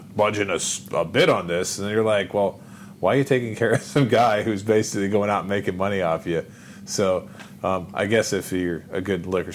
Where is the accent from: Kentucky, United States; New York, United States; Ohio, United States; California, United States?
Ohio, United States; moved away; I'm an Ohio boy and, you know, born and raised in Ohio